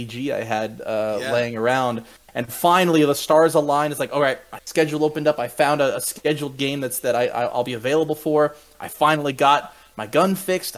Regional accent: Orlando, Florida, United States; moved away as an adult; also born or lived in Gainesville, Florida; now in South Carolina, United States; I grew up, born and raised in Orlando, and I'd gone to school in Gainesville.

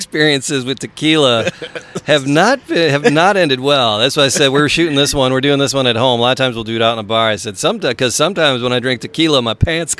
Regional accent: Ireland; No, it's amazing because you know, we're Irish boys, me especially, and I'm like a snob when it comes to a pint of Guinness

